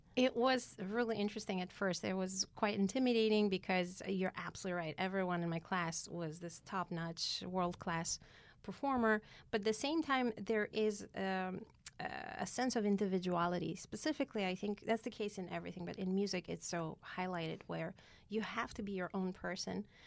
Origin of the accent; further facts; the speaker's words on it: Yerevan, Armenia; moved away as an adult; now in United States; I was born in Yerevan, Armenia